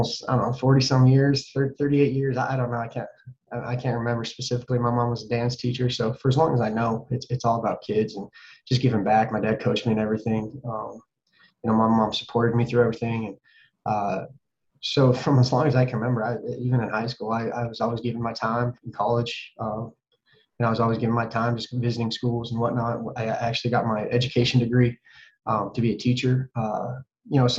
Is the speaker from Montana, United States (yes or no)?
yes; Butte, Montana, United States; moved away as an adult; my hometown of Butte's given me, the state of Montana's given me. It's I still call Butte home